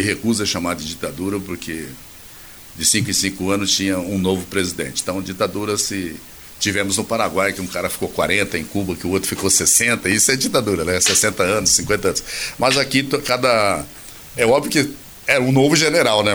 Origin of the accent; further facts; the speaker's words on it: Mato Grosso do Sul, Brazil; Eu nasci aqui da Uana, no Mato Grosso do Sul. Na época era Mato Grosso.